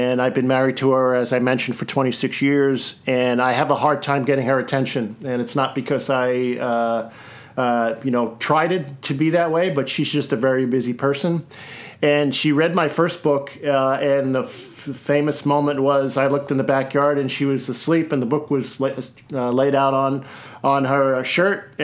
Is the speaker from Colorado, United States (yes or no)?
no; Seattle, Washington, United States; my hometown of Seattle